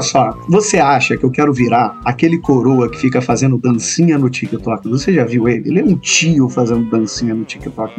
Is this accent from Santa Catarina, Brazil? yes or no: no; Rio de Janeiro, Brazil; accent: carioca; se eu me mudasse, tipo, hoje para São Paulo, eu ia continuar sendo carioca